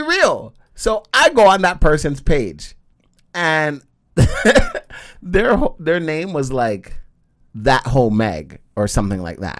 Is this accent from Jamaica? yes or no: yes; Jamaica; I am a Jamaican man